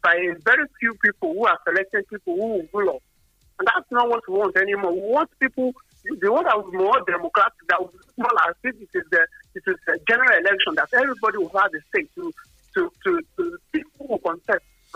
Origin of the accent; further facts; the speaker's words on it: Nigeria; I am a Nigerian